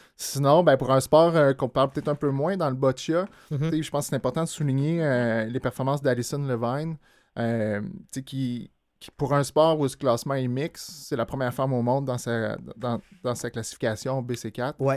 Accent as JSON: {"language": "French", "town": "Montreal", "region": "Quebec", "country": "Canada", "said": "J'ai joué au club euh, Camo à Montréal euh, toute, mon adolescence"}